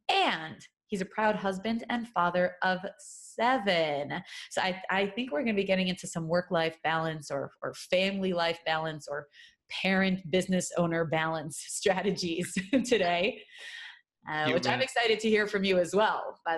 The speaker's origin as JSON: {"language": "English", "town": "New York City", "region": "New York", "country": "United States", "tie": "born or raised there", "moved": "yes", "said": "headquartered in Brooklyn, New York, my hometown, where I hail from originally, a really long time ago."}